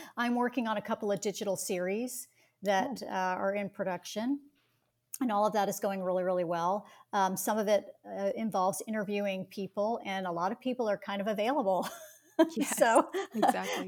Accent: Atlanta, Georgia, United States; growing up in Atlanta, Georgia

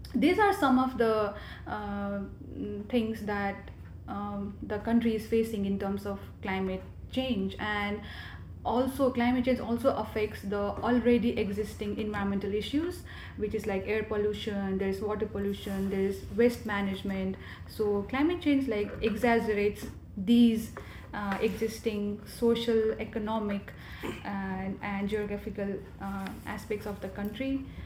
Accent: Kathmandu, Bagmati, Nepal; moved away as an adult; also born or lived in Khumjung; now in Worcester, United States; I was born and raised in Kathmandu city

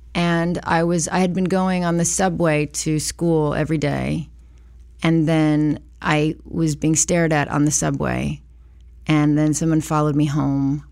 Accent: Los Angeles, California, United States; I was born in Hollywood, Cedar Sinai

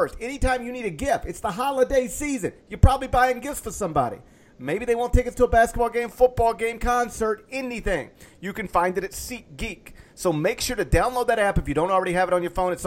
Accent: Horn Lake, Mississippi, United States; moved away; I came from Horn Lake

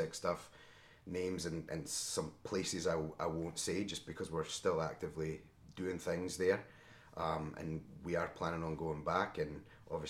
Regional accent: Scotland, United Kingdom; now in Chicago area, United States; I'm a naturalized citizen as well. I'm from Scotland, obviously.

